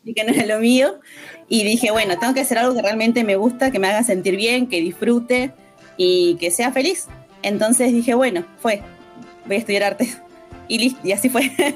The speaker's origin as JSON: {"language": "Spanish", "town": "Bariloche", "region": "Río Negro", "country": "Argentina", "tie": "born or raised there", "said": "me crié en Mariloche"}